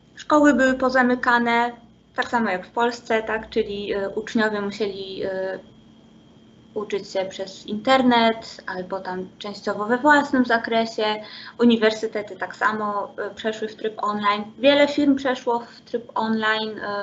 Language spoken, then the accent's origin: Polish; Poland; moved away as an adult; also born or lived in Szczecin / Germany; my Polacy z Erasmusa